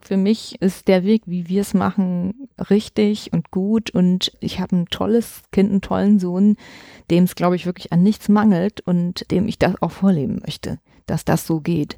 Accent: Dresden, Saxony, Germany; Ich komme aus Dresden, ich bin in der DDR geboren und aufgewachsen

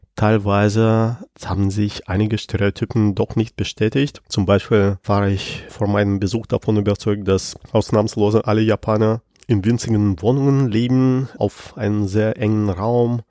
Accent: Penza, Penza Oblast, Russia; moved away as an adult; now in Germany; Und Piense ist die Stadt, wo ich geboren bin und wo ich zu der Zeit gelebt habe

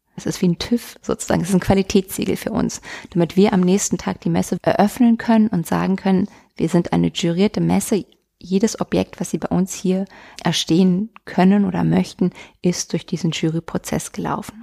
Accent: Potsdam, Brandenburg, Germany; moved away as an adult; now in Munich, Germany; als gebürtige Potsdamerin dort aufgewachsen, mit 20 dann gegangen

